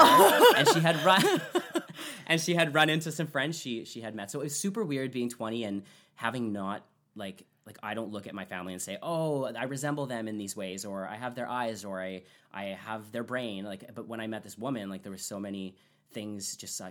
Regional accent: Fort McMurray, Alberta, Canada; I actually grew up in Fort McMurray, Alberta, so it's not far from where my hometown is

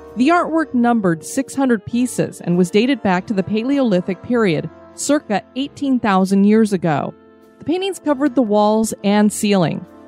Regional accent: Florida, United States; I'm from Florida

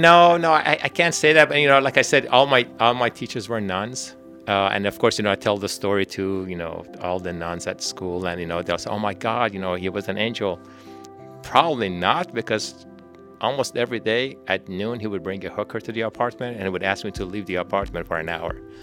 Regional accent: Tehran, Tehran Province, Iran; moved away as an adult; now in Houston, United States; I was born in Tehran, Iran.

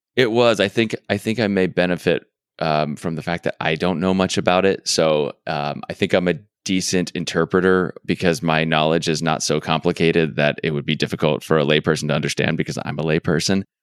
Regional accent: Arizona, United States; I'm from Arizona, so I'm slightly familiar with Texas, but I, I am not a Texan.

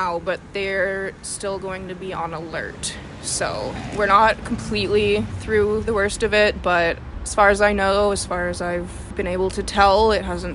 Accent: Okanagan, British Columbia, Canada; moved away; my hometown

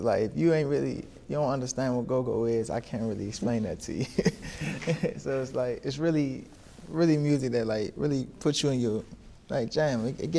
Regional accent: Washington, District of Columbia, United States; Yeah, I'm from Washington, D.C.

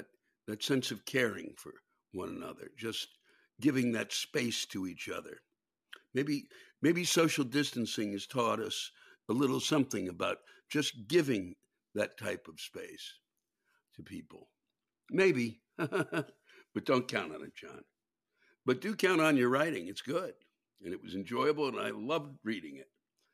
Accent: England, United Kingdom; Yes, I am English and want to complain about manners.

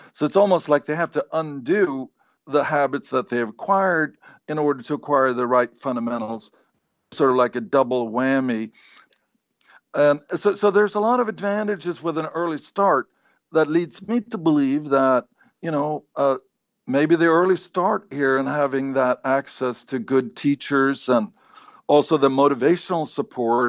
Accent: Sweden; moved away; I grew up in Sweden

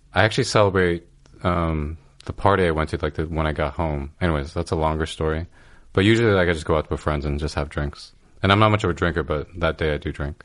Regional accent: California, United States; now in New York, United States; I'm from California

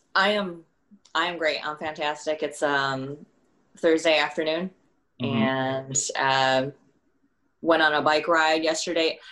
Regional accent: Milwaukee, Wisconsin, United States; moved away as an adult; now in Los Angeles, United States; I was born right like birth through 17 in um, the suburbs of Milwaukee, Wisconsin

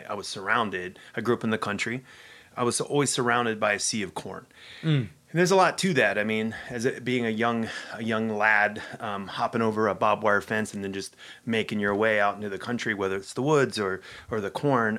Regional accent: Ohio, United States; in Ohio, that is not quite the case.

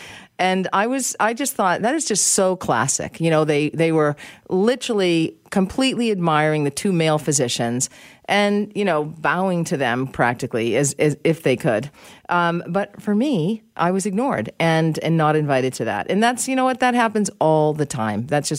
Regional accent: United States; I'm American, and I feel that I am objective on this.

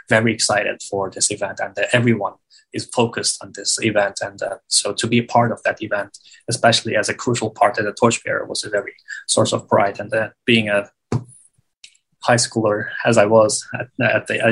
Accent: East Turkestan, Xinjiang, China; I am from East Turkestan. Uyghurs call our homeland East Turkestan, and officially China calls it Xinjiang Uyghur Autonomous Region.

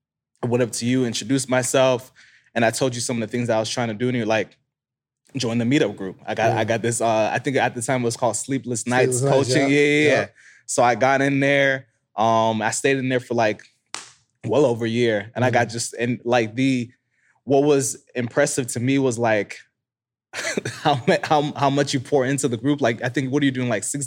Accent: Florida, United States; So I'm originally from South Florida.

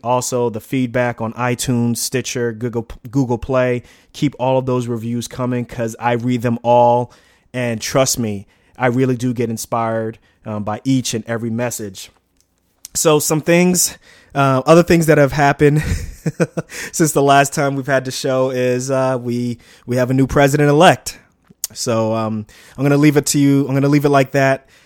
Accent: New York City, New York, United States; also born or lived in Newark; I grew up in Queens, um, in a town, a small part of Queens called Lefrac City, right near Shea Stadium.

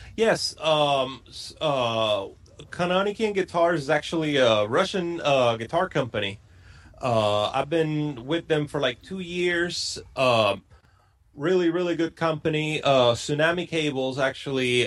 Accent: Puerto Rico; moved away as an adult; born and raised in Puerto Rico. I lived there till I was uh, 23 years old

